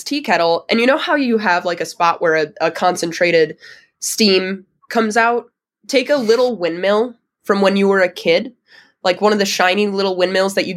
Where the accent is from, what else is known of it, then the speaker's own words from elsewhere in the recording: Wisconsin, United States; I'm from Wisconsin. It's a huge agricultural state.